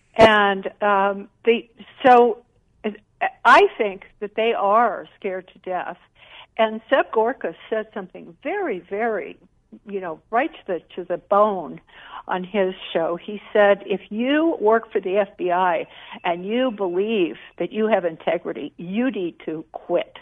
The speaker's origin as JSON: {"language": "English", "country": "Jamaica", "tie": "born or raised there", "moved": "yes", "said": "I grew up in Jamaica"}